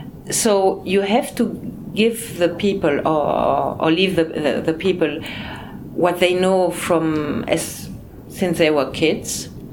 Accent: Brussels, Brussels-Capital Region, Belgium; born there; also born or lived in Spain / France / Luxembourg; I mean, my parents, my mother was German, my father Belgian. I was born in Brussels and I lived in Spain 15 years. I lived in France, I lived in Luxembourg.

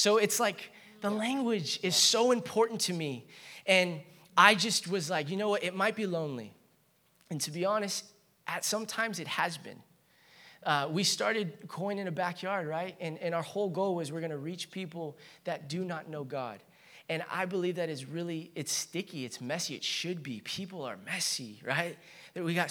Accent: Chino, California, United States; I grew up in Chino.

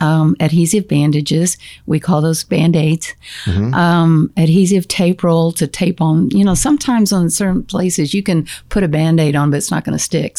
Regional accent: San Antonio, Texas, United States; I grew up in San Antonio.

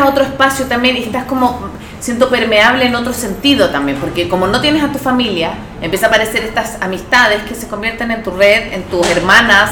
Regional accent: Chile; now in Ecuador; yo soy chilena y me embaracé en Ecuador

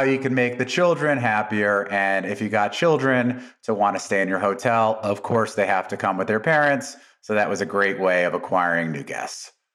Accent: Las Vegas, Nevada, United States; also born or lived in New York City, United States / Atlantic City, New Jersey, United States; we, as a family, uh, moved to Las Vegas in nineteen eighty-three

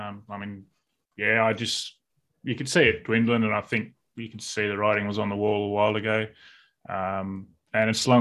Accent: Eneabba, Western Australia, Australia; I grew up WA boy. I grew up on a farm around Eneabba, just sort of north of Perth just south of Geraldton

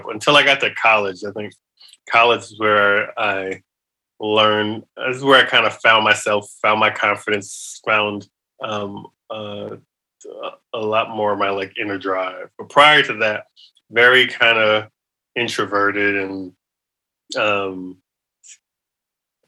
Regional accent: New York City, New York, United States; I grew up in New York City

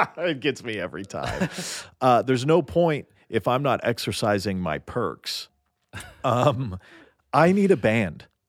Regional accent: Nashville, Tennessee, United States; now in Los Angeles, United States; I grew up in Nashville

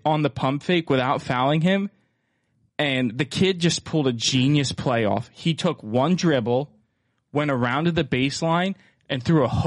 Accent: Easton, Pennsylvania, United States; Lafayette is in my hometown of Easton

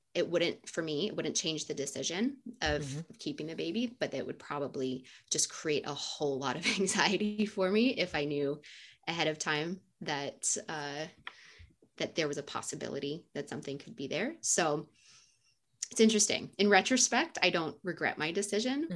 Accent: United States; also born or lived in South Korea / Kuwait; we are American and we identify as Americans

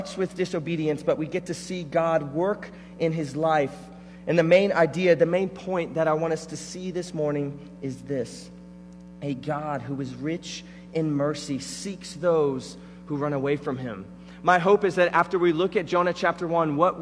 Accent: Florida, United States; I grew up in Florida, so I grew up going to Disney

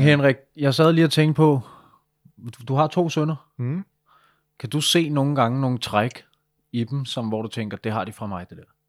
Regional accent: Denmark; jeg er fra Danmark

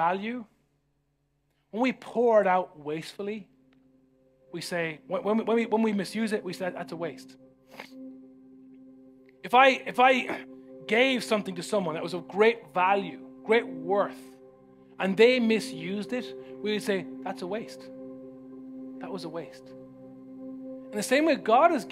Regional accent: Ireland; Growing up in Ireland

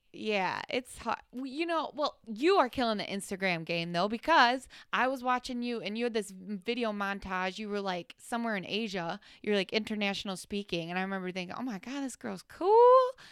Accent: United States; I'm American

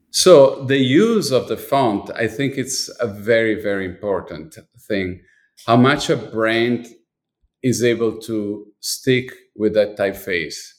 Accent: Milan, Lombardy, Italy; moved away; I was born in Milan, and I was definitely dipped my body, my, my life, everything was really dipped in design

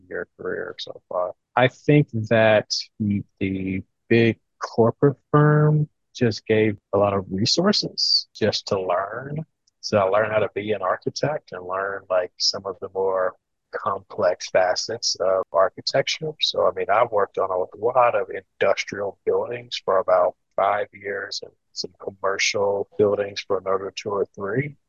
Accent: Louisiana, United States; moved away as an adult; now in Ohio, United States; I'm originally from Louisiana and I was getting homesick

